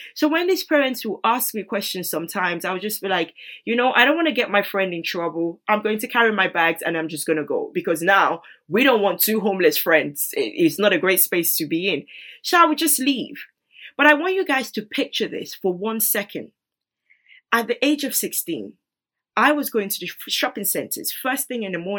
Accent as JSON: {"language": "English", "country": "Nigeria", "tie": "born or raised there", "moved": "yes", "said": "I grew up in Nigeria"}